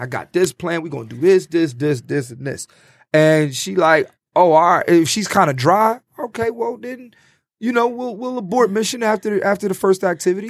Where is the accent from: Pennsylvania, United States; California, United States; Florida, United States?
Pennsylvania, United States; Philadelphia; I'm from Philly